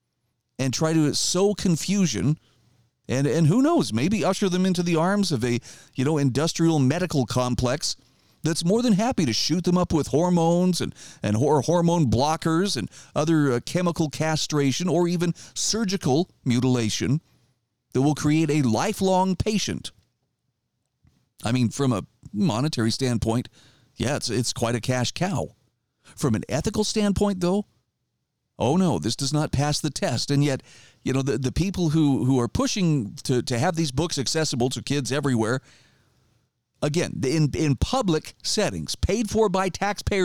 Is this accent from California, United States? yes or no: no; Idaho, United States; my home state of Idaho